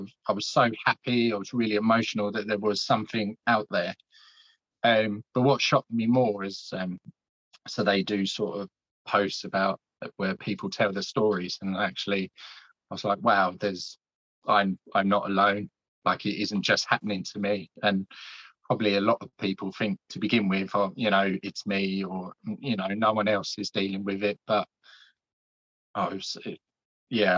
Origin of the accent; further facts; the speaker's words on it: Essex, East of England, United Kingdom; also born or lived in Scotland; So originally I was born in Scotland, but my dad got a job down here when I was 6 months old. So I've been living in Essex pretty much all my life.